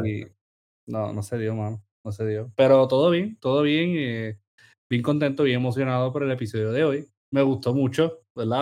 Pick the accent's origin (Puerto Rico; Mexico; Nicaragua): Puerto Rico; Sabana Grande; yo me identifico como sabaneño